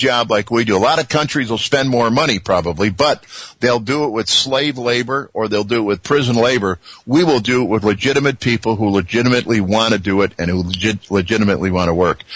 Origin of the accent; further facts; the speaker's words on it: Chicago, Illinois, United States; I'm born and raised in Chicago